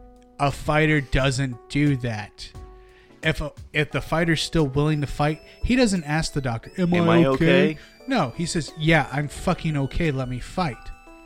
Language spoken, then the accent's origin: English; United States; I'm American.